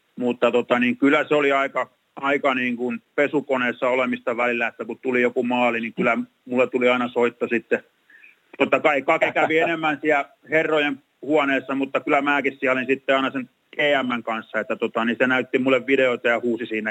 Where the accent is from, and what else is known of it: Tampere, Pirkanmaa, Finland; born or raised there